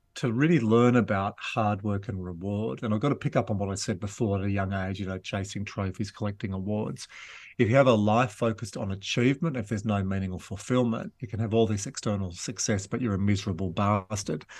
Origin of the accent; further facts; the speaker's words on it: Glen Innes, New South Wales, Australia; also born or lived in Wagga Wagga / Yass / Dubbo; we moved to Gleninus, uh, in the New England Tablelands.